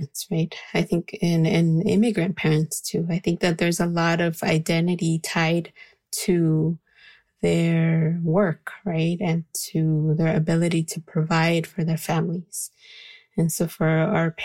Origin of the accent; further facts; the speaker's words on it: California, United States; also born or lived in Guatemala; So I was raised in California.